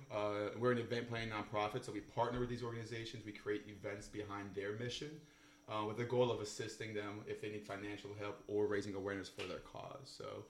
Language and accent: English; Alexandria, Virginia, United States; I'm from Northern Virginia, born and raised in Alexandria.